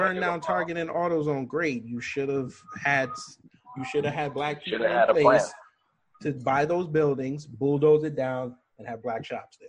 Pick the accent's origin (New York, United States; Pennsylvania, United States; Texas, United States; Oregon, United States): New York, United States; born or raised there